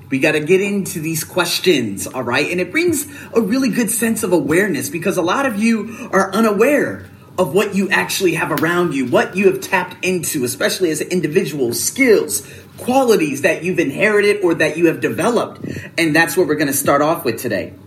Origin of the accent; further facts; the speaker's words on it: United States; I'm American